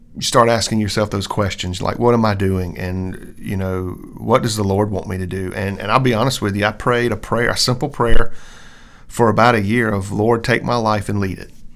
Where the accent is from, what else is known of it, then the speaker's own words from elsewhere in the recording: Columbia, United States; I grew up in the Baptist church, um, here in Columbia all my life